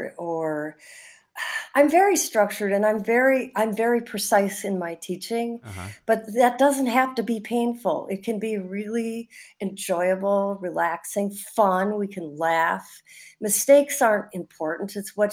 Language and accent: English; Milwaukee, Wisconsin, United States; I grew up on the South Side, which is great in its own way, just by Jackson Park, a beautiful park.